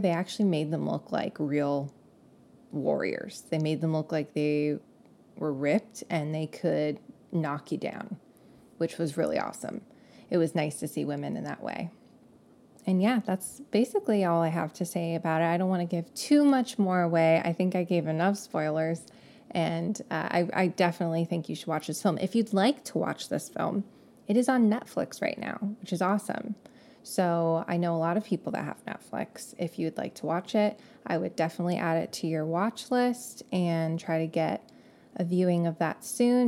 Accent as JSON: {"language": "English", "region": "California", "country": "United States", "accent": "Californian", "said": "if I didn't sound like I was from California before, now you know"}